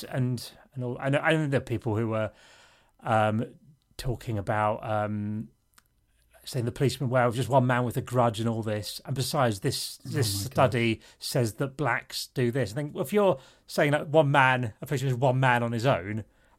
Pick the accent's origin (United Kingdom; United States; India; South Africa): United Kingdom; Isle of Sheppey, South East England; moved away; where I grew up on the Isle of Sheppey, I remember that there was one black family out of 35,000 people